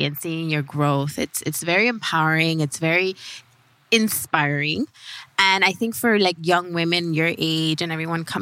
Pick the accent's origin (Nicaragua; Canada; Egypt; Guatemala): Nicaragua; our country, Nicaragua